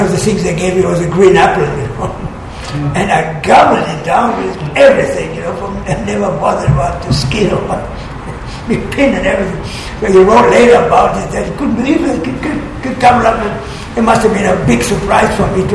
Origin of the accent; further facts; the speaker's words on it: small town near Hanover, Lower Saxony, Germany; moved away as an adult; It's in Germany, in a small town where I was born. It's near Hanover